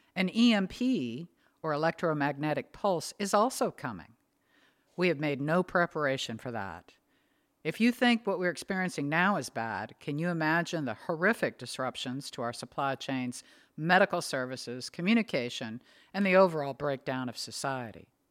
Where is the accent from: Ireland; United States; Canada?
United States; Northwest; now in the South, United States; Growing up in the Northwest, we always had stocked pantries and freezers.